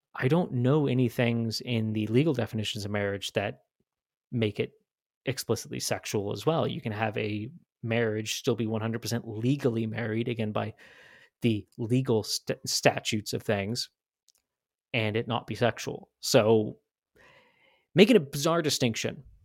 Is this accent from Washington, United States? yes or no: yes; Washington, United States; now in Idaho, United States; I grew up in Washington State.